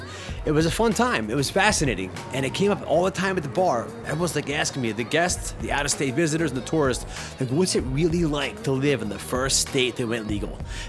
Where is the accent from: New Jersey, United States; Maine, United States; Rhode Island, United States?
New Jersey, United States; Atlantic City; moved away as an adult; also born or lived in Syracuse, New York; now in Frisco, Colorado, United States; I'm from South Jersey originally, though. Atlantic City.